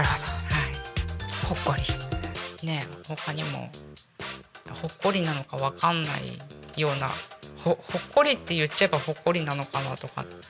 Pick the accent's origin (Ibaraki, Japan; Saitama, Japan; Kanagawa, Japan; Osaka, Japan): Kanagawa, Japan; now in Tako, Japan; 私もともと神奈川の生まれなので